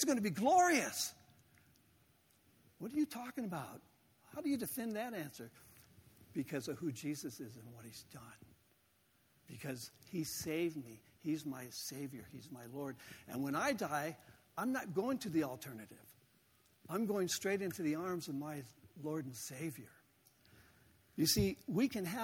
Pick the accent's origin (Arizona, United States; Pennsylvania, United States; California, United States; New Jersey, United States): California, United States; Southern; moved away; growing up in Southern California